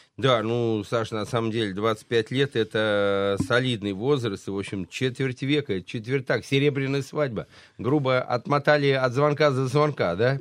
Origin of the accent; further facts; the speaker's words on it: Saratov, Saratov Oblast, Russia; из моего родного Э, Саратова, да. где я родился и прожил всю свою сознательную жизнь